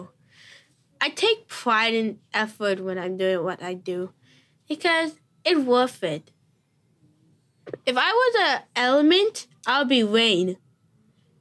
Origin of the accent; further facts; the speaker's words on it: New York City, New York, United States; I was born in Brooklyn